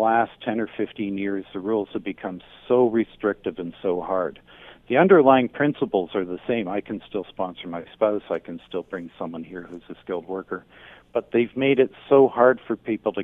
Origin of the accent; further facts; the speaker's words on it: Hamilton, Ontario, Canada; I was born in Hamilton